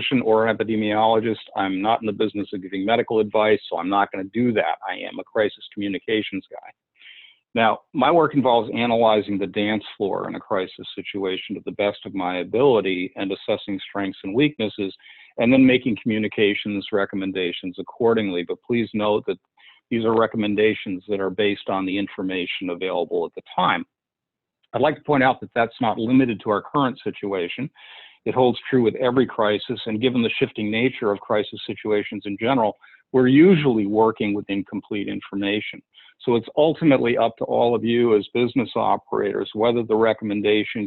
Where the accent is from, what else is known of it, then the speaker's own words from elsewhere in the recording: Massachusetts, United States; my home state of Massachusetts